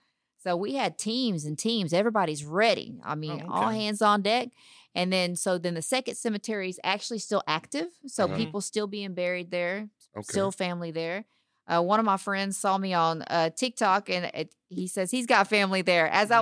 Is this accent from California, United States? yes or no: no; Dayton, Texas, United States; now in Houston, United States; Originally from Dayton, Texas, small town, little bitty town. Started off there. When I got married, he told me if I moved to Houston, they got lots of food.